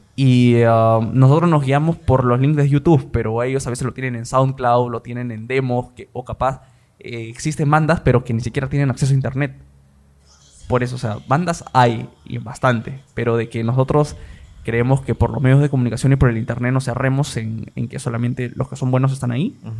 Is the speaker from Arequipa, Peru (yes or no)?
no; Lima, Peru; also born or lived in Iquitos / Peru–Colombia–Brazil tri-border area; Yo soy de Lima, he nacido acá, pero he vivido un año en Iquitos y cuatro años en frontera, en la trifrontera Perú, Colombia y Brasil. Ahí he estado desde tercero y primaria hasta primero y secundaria.